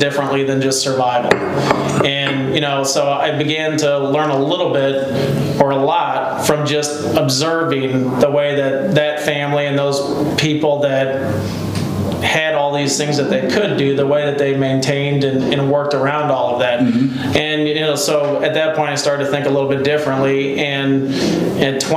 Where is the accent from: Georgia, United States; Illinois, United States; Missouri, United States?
Illinois, United States; Elsah; we grew up in a small town called Elsa, Illinois